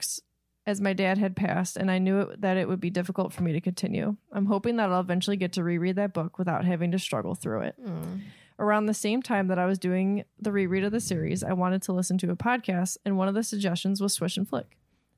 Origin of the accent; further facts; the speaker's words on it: Sundre, Alberta, Canada; she was kind enough to put it out phonetically for me. I'm from Sundre, Alberta, Canada